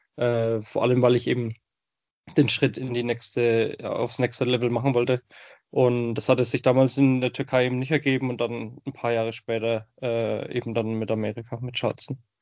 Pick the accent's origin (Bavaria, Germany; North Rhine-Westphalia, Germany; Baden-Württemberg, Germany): Bavaria, Germany; Bamberg; accent: Franconian; moved away as an adult; also born or lived in Breitengüßbach / United States; ich bin geboren im wunderschönen fränkischen Bamberg. Das werden jetzt einige Hörer von euch natürlich auch schon am Dialekt erkannt haben